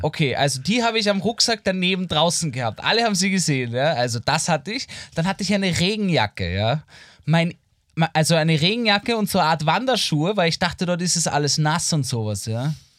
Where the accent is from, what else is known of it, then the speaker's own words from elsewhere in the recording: Vienna, Austria; als Wiener und Wienerin, wie ich mhm. einer bin